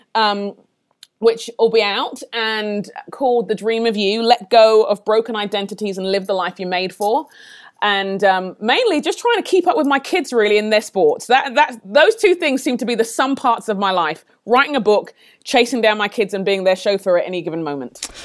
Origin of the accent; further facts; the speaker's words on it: London, United Kingdom; moved away as an adult; my parents are Nigerian, but I grew up in London, in England. Um, moved here about fourteen years ago